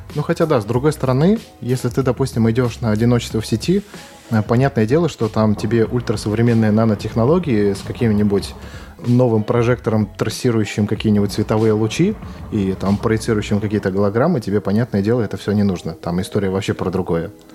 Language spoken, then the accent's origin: Russian; Saint Petersburg, Russia; я являюсь коренным жителем Петербурга